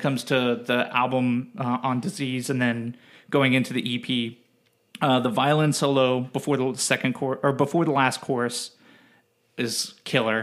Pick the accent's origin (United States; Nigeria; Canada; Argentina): United States; Cincinnati, Ohio; we're both from the Cincinnati area